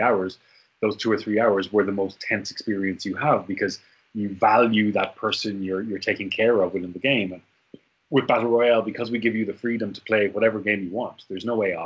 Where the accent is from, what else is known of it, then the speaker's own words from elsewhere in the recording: Ireland; moved away as an adult; also born or lived in Korea; as an Irishman